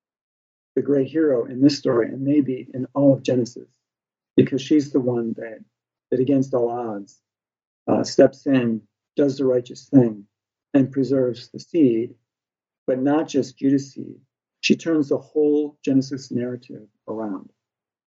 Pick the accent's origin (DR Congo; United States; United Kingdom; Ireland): United States; Illinois; moved away as an adult; now in Slovakia; I'm from the state of Illinois